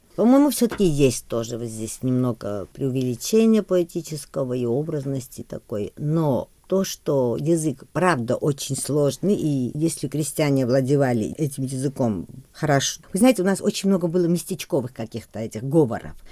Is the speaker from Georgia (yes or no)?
yes; Georgia; first language Georgian; Russian is a second language; хотя русский не мой родной язык, да, грузинский мой родной.